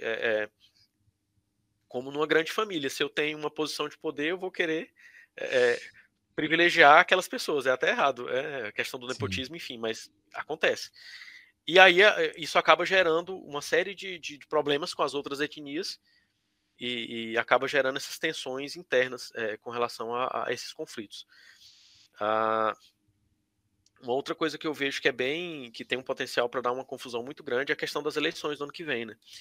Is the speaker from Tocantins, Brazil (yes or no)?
yes; Palmas, Tocantins, Brazil; moved away as an adult; also born or lived in Piauí; now in South Sudan; A minha infância toda foi foi em Palmas né, no começo, no começo da cidade.